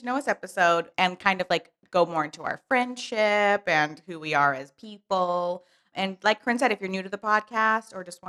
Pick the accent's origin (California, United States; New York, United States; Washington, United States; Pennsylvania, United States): California, United States; St. Helena; now in Los Angeles, United States; I'm from the Bay Area, from a very tiny, tiny town in Napa Valley called St. Helena. Real small.